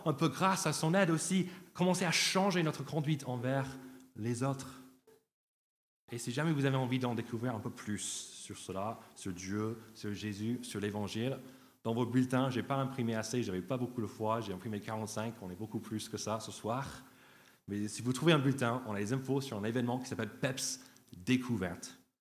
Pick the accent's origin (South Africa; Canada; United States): United States; French is a second language; now in France